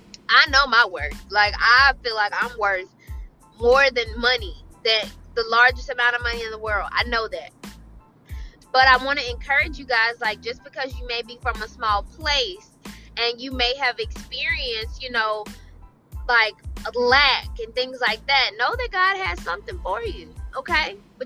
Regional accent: Picayune, Mississippi, United States; I'm from Picayune, okay?

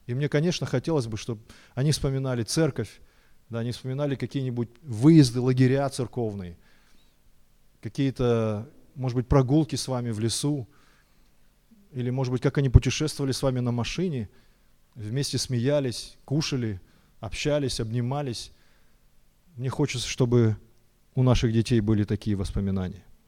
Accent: Almaty, Kazakhstan; я вырос в Алмате, в Казахстане

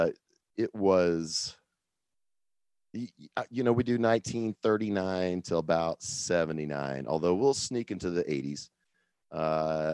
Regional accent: Kansas City, Missouri, United States; I'm from Kansas City

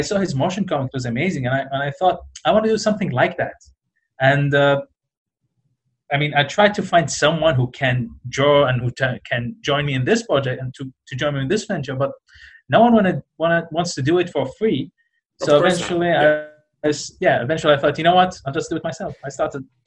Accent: Iraq; moved away; I'm originally from Iraq

